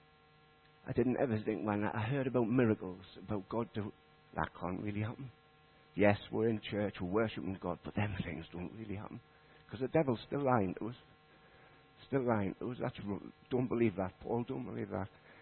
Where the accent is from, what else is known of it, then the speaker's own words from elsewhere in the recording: Consett, North East England, United Kingdom; moved away as an adult; also born or lived in Leadgate; now in Shilbottle, United Kingdom; I'm from Durham. I lived in Consett. I was brought up in Consett